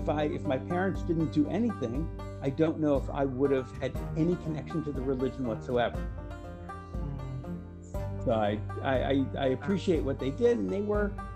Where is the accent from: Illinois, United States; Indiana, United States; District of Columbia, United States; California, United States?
District of Columbia, United States; Washington; moved away as an adult; now in Jerusalem, Israel; my brother and I were born and raised in Washington, D.C.